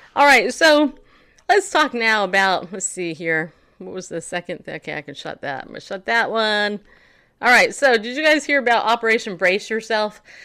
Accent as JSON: {"language": "English", "region": "Northeast", "country": "United States", "said": "I'm from the Southeast. No, Northeast."}